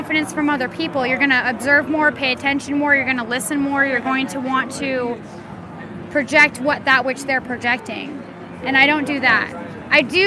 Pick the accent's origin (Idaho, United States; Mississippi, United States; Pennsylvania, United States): Idaho, United States; Coeur d'Alene; I hail from Coeur d'Alene, Idaho.